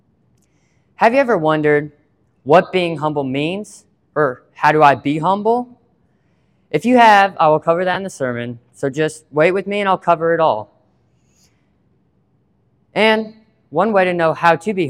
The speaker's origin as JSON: {"language": "English", "town": "Water Valley", "region": "Mississippi", "country": "United States", "said": "I'm from Water Valley, Mississippi."}